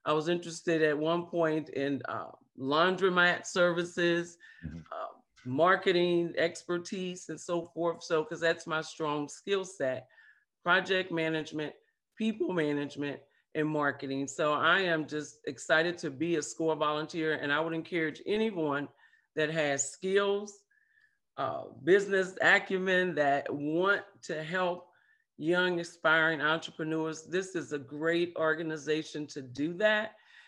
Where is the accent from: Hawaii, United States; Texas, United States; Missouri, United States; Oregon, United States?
Missouri, United States; St. Louis; now in Macon, United States; But I am originally from St. Louis, Missouri, and that's the show me state.